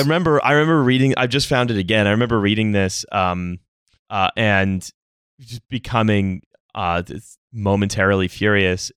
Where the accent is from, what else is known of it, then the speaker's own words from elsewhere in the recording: Niagara-on-the-Lake, Ontario, Canada; the newspaper from my hometown, Niagara on the Lake, uh, no longer exists